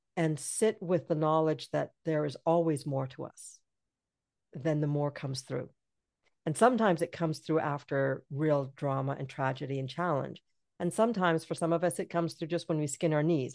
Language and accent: English; British Columbia, Canada; I'm from B C